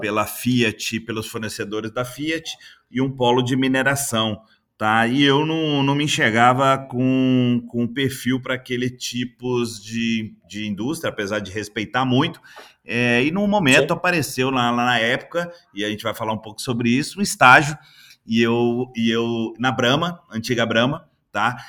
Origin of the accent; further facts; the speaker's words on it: interior of Minas Gerais, Brazil; moved away; also born or lived in Belo Horizonte; eu sou do interior de Minas, é, formado em administração